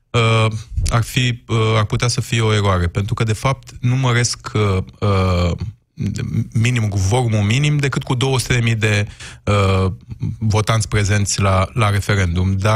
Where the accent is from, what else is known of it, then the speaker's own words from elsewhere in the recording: Romania; viziunea noastră ca, ca român